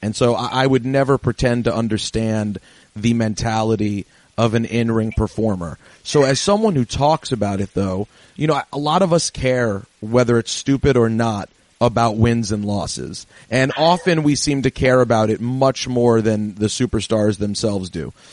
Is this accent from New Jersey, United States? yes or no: no; New York, United States; being a New Yorker